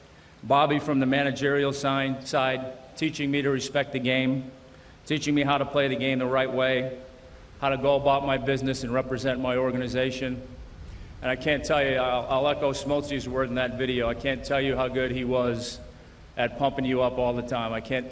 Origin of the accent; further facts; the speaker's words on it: Billerica, Massachusetts, United States; Perhaps part of what they saw was that the work ethic that was certainly prevalent in my house and in my hometown of Billerica, Massachusetts. Actually, I said that wrong. It's Billerica, sorry. I put too many E's and R's in there. We don't do that up there.